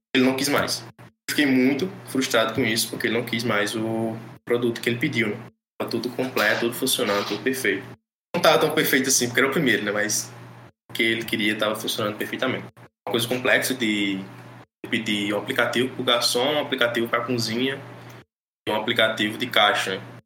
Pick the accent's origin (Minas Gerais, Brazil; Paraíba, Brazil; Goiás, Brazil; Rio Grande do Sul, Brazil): Paraíba, Brazil; interior of; sou daqui da Paraíba, do interior da Paraíba, moro em Cajazeiras.